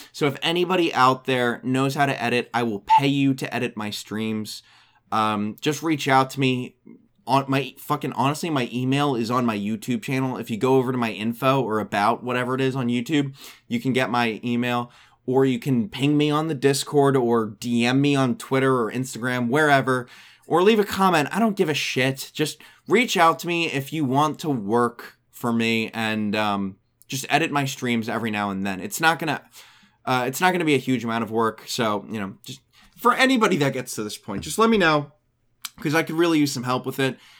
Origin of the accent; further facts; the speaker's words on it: United States; I'm from the United States of America.